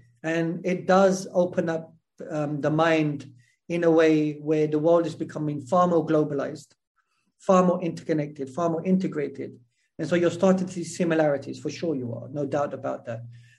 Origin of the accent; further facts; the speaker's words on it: England, United Kingdom; I mean, I'm from England. I was born and raised in England.